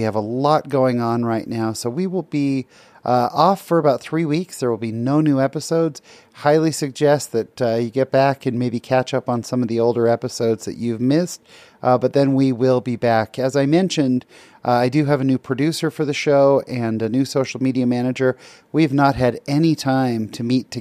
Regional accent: California, United States; I grew up in California

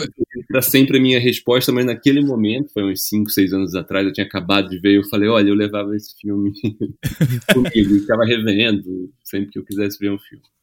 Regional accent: Brazil; como brasileira

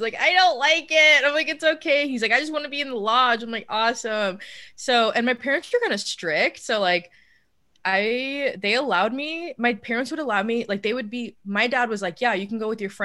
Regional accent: Mukilteo, Washington, United States; English is a second language; also born or lived in Portland; I grew up in this little town called Mukilteo, Washington

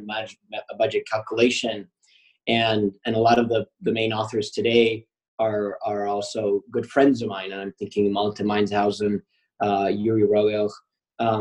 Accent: Argentina; I'm from Argentina.

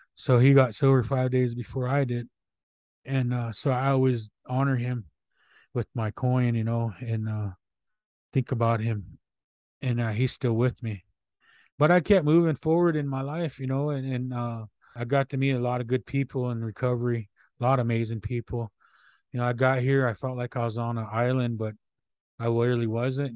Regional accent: Omaha people, Nebraska, United States; I come from the Buffalo Tail Clan of the Omaha people. That's how, that's where I come from.

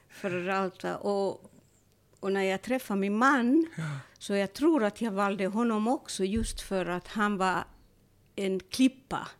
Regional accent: Turku, Southwest Finland, Finland; moved away as an adult; jag är född i Åbo

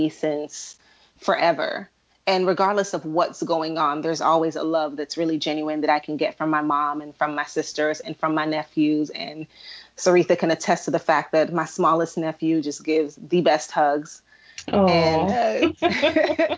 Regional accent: Atlanta, Georgia, United States; also born or lived in Kingston, Jamaica; I'm from Kingston, Jamaica, but and also raised in Atlanta.

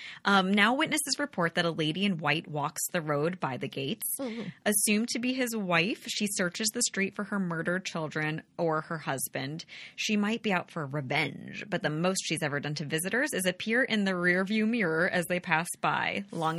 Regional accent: New York, United States

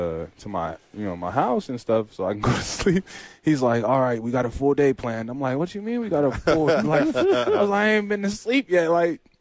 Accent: United States; moved away as an adult; also born or lived in Poland; we're from America

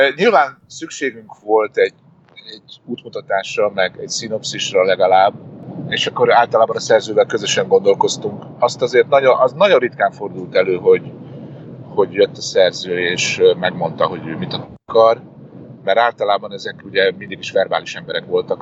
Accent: Hungary; moved away as an adult; now in United States; én magyar vagyok itt is ugyanúgy

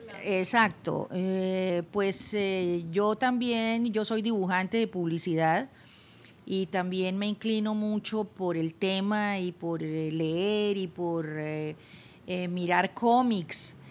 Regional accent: Bucaramanga, Santander, Colombia; moved away; also born or lived in Bogotá; devolverme a Bucaramanga, mi ciudad natal, donde estaban mis papás

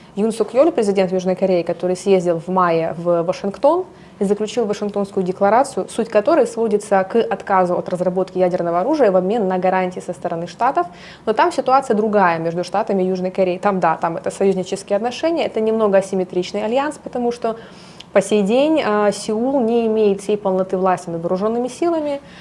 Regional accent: Ukraine; я украинка, я здесь родилась, выросла, конечно, у меня э, душа и сердце болит за свою страну

